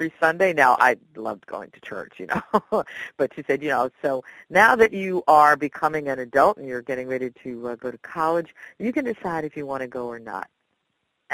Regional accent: Philadelphia, Pennsylvania, United States; I went to the Philadelphia High School for Girls

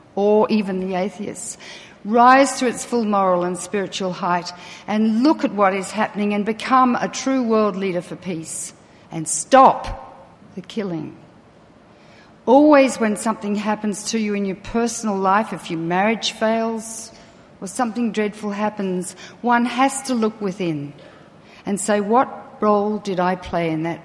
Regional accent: Australia; I'm Australian

